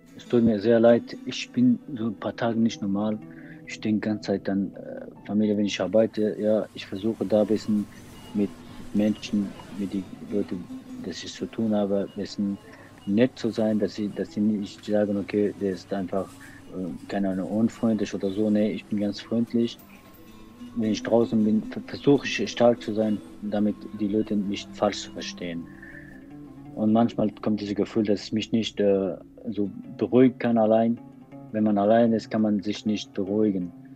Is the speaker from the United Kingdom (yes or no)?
no; Afghanistan; German is a second language; moved away as an adult; now in Cologne, Germany; Bevor ich nach Deutschland komme, das war vor sechs Jahren, ich war in Afghanistan und äh, ich war Sänger